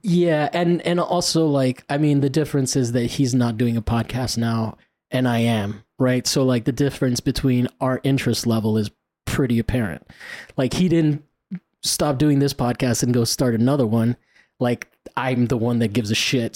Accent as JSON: {"language": "English", "country": "Italy", "tie": "born or raised there", "moved": "yes", "said": "I grew up in Italy"}